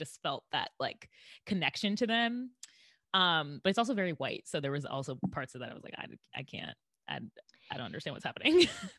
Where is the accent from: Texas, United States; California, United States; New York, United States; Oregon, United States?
New York, United States; New York City; I am from Brooklyn.